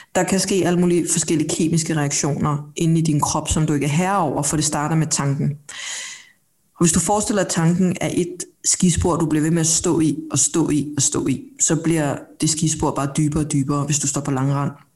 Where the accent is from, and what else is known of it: Denmark; born or raised there; also born or lived in South Korea